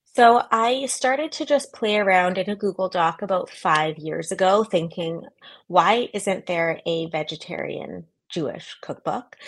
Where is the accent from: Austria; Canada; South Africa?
Canada; moved away as an adult; also born or lived in New York; now in San Francisco, United States; I'm originally Canadian